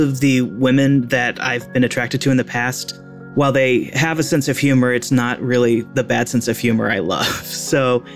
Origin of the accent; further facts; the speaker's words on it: Seattle, Washington, United States; I am 40 years old from Seattle, Washington